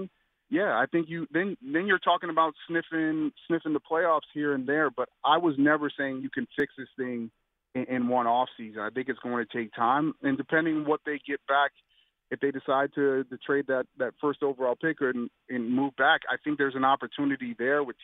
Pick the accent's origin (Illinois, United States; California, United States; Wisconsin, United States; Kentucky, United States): Illinois, United States; Arlington Heights; I grew up in Arlington Heights. I was born there